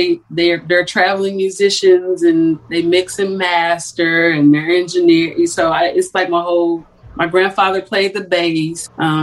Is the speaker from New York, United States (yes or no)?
no; Southfield, Michigan, United States; also born or lived in Columbus, Ohio; I'm Michigan. I was born in Columbus, Ohio. My mom did a lot of moving, but I always say I came into my womanhood in Michigan, in Detroit, Michigan. So, or Southfield, a suburb of Detroit.